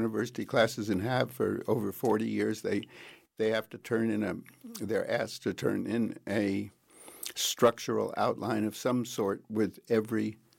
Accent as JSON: {"language": "English", "town": "Princeton", "region": "New Jersey", "country": "United States", "tie": "born or raised there", "said": "I grew up on the Princeton campus, really, because my dad was a doctor"}